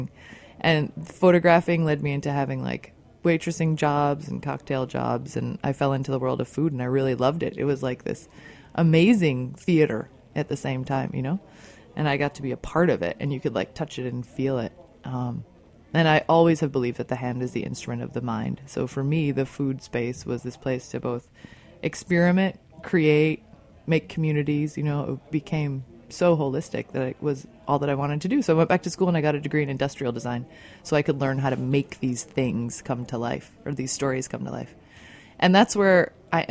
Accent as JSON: {"language": "English", "area": "outside of Chicago", "region": "Illinois", "country": "United States", "tie": "born or raised there", "said": "I grew up outside of Chicago"}